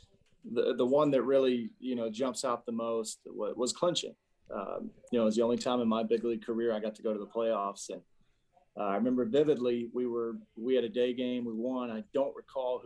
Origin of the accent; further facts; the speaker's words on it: Atlanta, Georgia, United States; moved away; Atlanta, my hometown team that I grew up watching